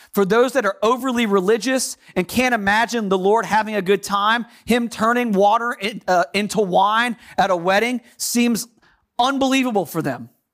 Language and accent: English; United States; accent: American; my American accent